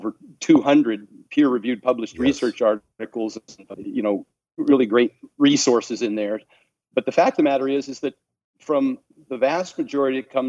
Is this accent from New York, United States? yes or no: no; Oregon, United States; also born or lived in Seattle, Washington; now in Henderson, United States; born and raised in Oregon and lived in Seattle for 20 years.